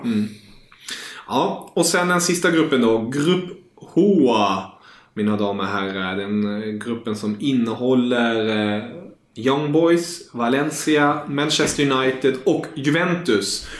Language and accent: Swedish; Germany; jag som tysk